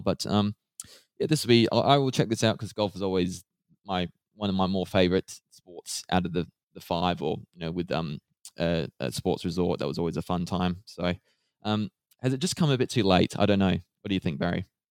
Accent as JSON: {"language": "English", "country": "Australia", "said": "as an Australian"}